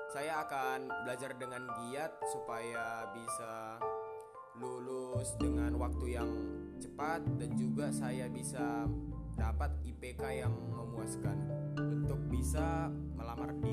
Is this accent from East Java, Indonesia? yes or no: no; Pematangsiantar, North Sumatra, Indonesia; saya asal Pematang Siantar.